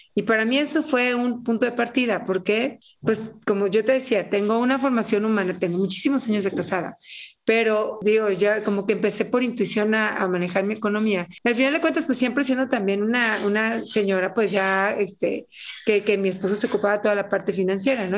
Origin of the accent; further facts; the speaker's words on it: Mexico City, Mexico; moved away as an adult; now in Chiapas, Mexico; soy soy del DF